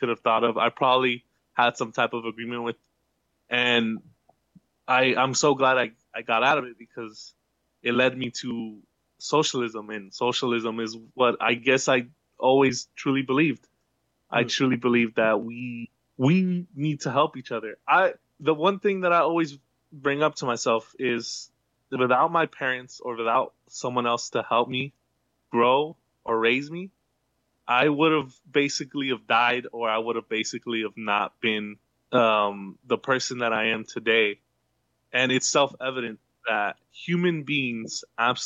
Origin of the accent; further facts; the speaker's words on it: United States; now in San Diego, United States; I was born in the U.S.